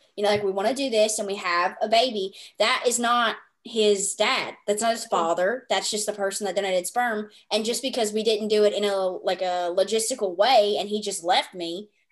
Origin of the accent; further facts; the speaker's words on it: the South, United States; accent: Southern; I am from the South, as my accent is